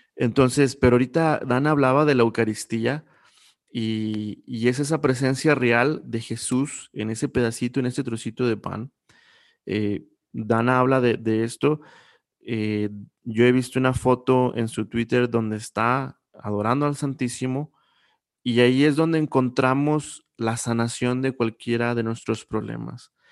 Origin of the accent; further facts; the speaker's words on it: Coahuila, Mexico; Yo soy de Coahuila